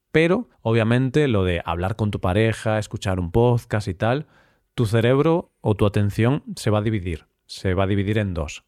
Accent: Galicia, Spain; somos los gallegos, los habitantes de Galicia

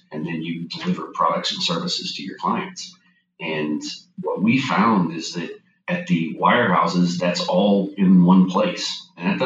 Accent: St. Petersburg, Florida, United States; Born and raised in St. Petersburg, Florida, went to college here at Eckerd College

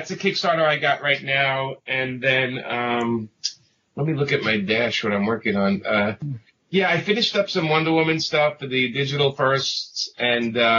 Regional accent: New York City, New York, United States; if you can't tell by the accent, I grew up in Brooklyn

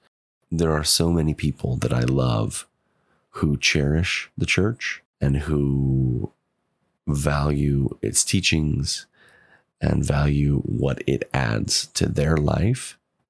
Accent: Pacific Northwest, United States; also born or lived in Chile; I'm from the Pacific Northwest. I was born in the mid 80s, lived as an active believing member for 30 years, served a mission for the church in Chile, Concepción Sur, from 2006 to 2008.

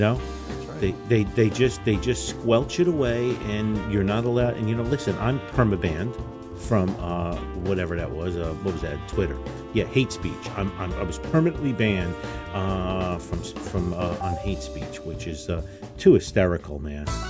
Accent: United States; we as American citizens

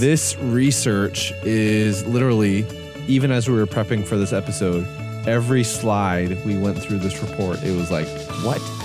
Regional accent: Canada; I'm, I'm Canadian

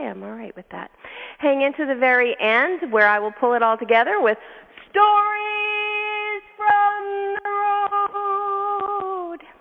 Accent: Canada; moved away; I'm from Canada originally

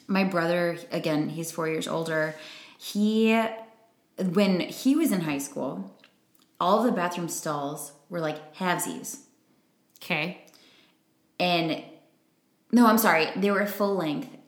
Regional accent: Chicago, Illinois, United States; moved away as an adult; now in Milwaukee, United States; i still say i'm from chicago okay like i'm still like from there that's i spent the majority of my life there i feel like all of whether it was the suburbs the city whatever cultivated me

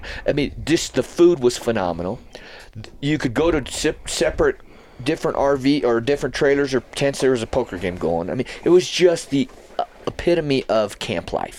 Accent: New Mexico, United States; growing up in New Mexico

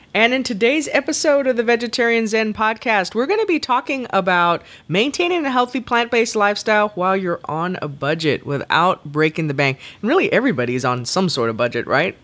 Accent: the South, United States; I'm from the South

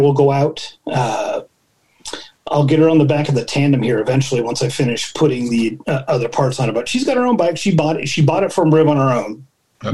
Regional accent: Antioch, California, United States; now in Concord, United States; I'm from, you know, this part of the Bay Area. I was born in Concord, grew up in Antioch, and moved back to Concord

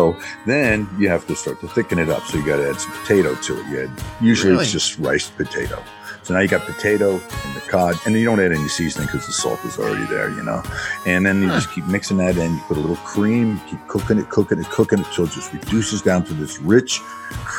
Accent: Northeast, United States; moved away; I grew up in the Northeast

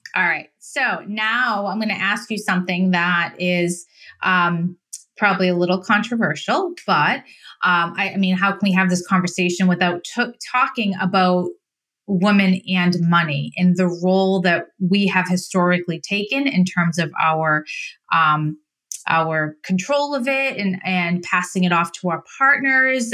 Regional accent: Massachusetts, United States; accent: Boston; I'm from Mass, so I have the, the Boston accent

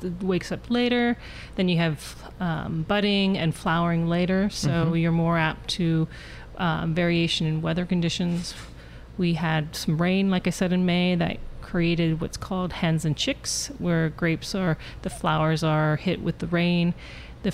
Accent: Sonoma, California, United States; also born or lived in Europe; I grew up here in Sonoma. I went to Sonoma Valley High

